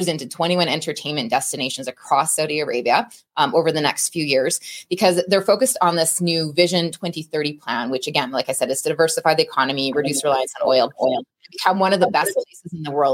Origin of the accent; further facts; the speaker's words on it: Canada; I'm Canadian